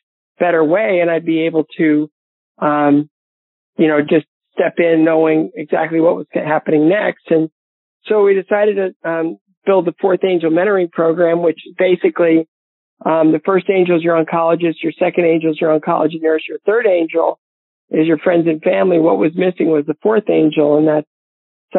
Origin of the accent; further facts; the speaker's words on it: Bowling Green, Ohio, United States; my hometown of Bowling Green, Ohio